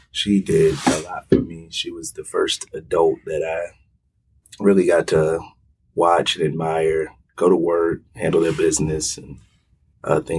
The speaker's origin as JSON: {"language": "English", "town": "Hampton", "region": "Virginia", "country": "United States", "tie": "born or raised there", "also_born_or_lived": "Kansas City, Missouri / Kansas City, Kansas / Wichita, Kansas", "said": "we started in Kansas, Wichita, Kansas, or I was born in Kansas City, Missouri, moved to Kansas City, Kansas, then Wichita, Kansas, and then I settled in Hampton, Virginia."}